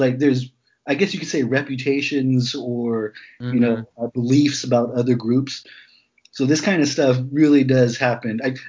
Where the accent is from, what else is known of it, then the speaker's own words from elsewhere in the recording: California, United States; I'm from California. I'm not specifically from the Valley, but I've been there a good amount of times working. And then I grew up in a small Mexican-American working class neighborhood right next to a upper middle class, more white neighborhood.